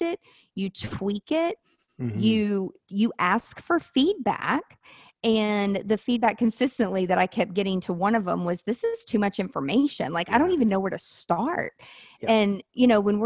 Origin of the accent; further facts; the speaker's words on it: Nashville, Tennessee, United States; I'm from Nashville. I live in Nashville